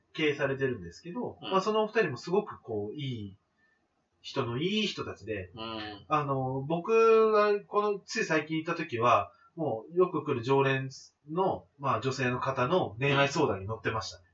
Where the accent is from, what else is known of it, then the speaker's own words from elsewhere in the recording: Fukuoka, Japan; 僕は福岡出身なんですけど